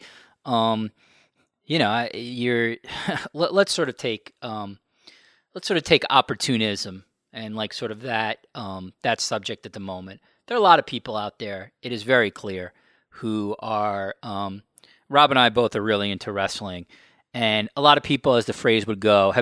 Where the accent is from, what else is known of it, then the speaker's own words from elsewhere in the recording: New York, United States; I grew up in New York. My mom was a teacher in the inner cities in the 60s